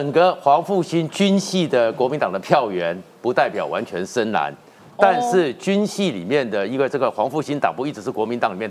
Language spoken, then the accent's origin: Chinese; Taiwan; 因为我从小在眷村长大，嗯，这些贝贝们哦